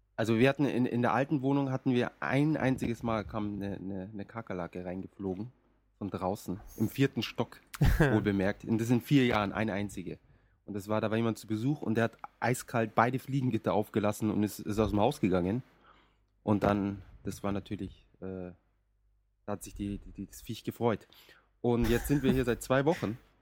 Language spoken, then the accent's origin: German; Munich, Bavaria, Germany; now in Japan; bei uns in München